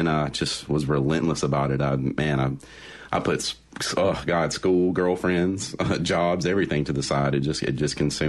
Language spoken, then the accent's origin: English; Forest, Mississippi, United States; born or raised there; also born or lived in Fairfield, Alabama / Jackson, Mississippi